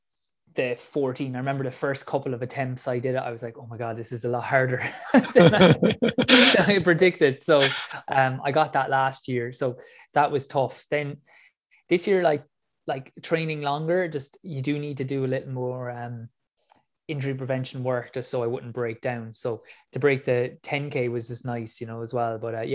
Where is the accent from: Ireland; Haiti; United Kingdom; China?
Ireland; I'm from Ireland.